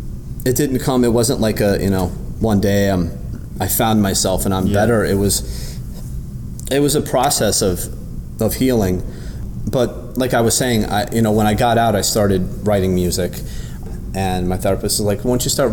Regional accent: New York, United States; Growing up in New York, I've watched the homeless population explode, especially over the recent years.

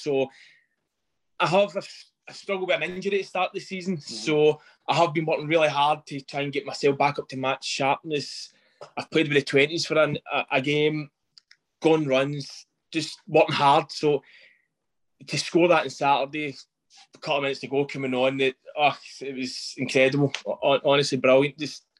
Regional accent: Milton of Campsie, Scotland, United Kingdom; I'm from Mount Acampsie

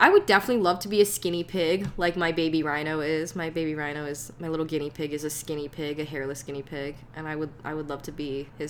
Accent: Edgewood, New York, United States; I'm from Edgewood there. I'm blowing myself up there. I live in Edgewood. I live in Edgewood.

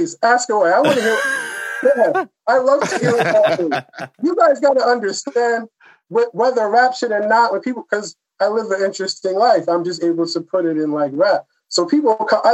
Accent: Long Island, New York, United States; also born or lived in Atlanta; I'm from Long Island. I live not too far away

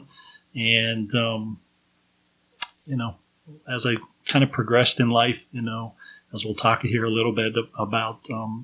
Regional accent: Level Green, Pennsylvania, United States; I was born and raised really in Level Green, Pennsylvania, which is a small town probably 20 miles east of Pittsburgh

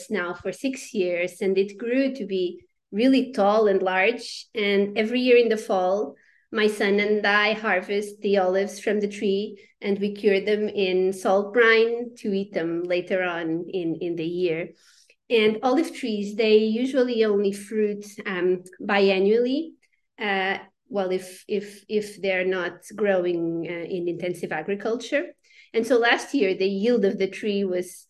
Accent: Portugal; moved away as an adult; also born or lived in United States; I am originally from Portugal

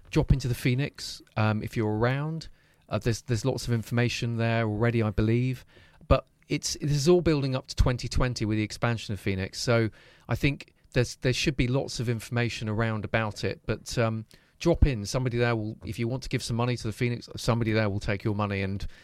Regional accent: Leicester, East Midlands, United Kingdom; Well, I grew up in Belgrave.

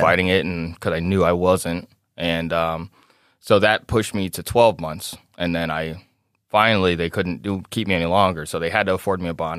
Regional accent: Chicago, Illinois, United States; now in Davenport, United States; growing up in South Chicago

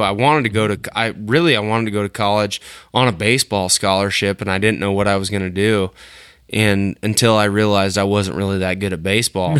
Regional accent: Western Illinois, United States; the area I grew up in Western Illinois

